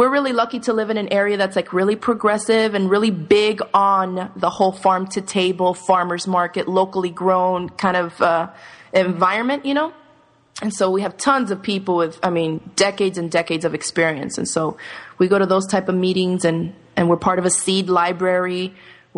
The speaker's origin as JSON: {"language": "English", "town": "Miami", "region": "Florida", "country": "United States", "tie": "born or raised there", "also_born_or_lived": "New York / Dominican Republic", "moved": "yes", "said": "I grew up in Miami"}